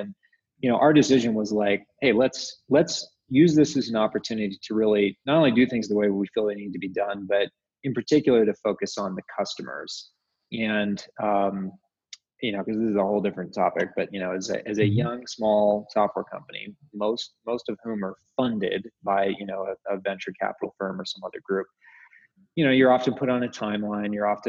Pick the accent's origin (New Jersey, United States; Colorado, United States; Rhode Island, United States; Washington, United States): Washington, United States; Seattle; also born or lived in upstate New York / San Francisco / Utah; now in Salt Lake City, United States; I grew up in Seattle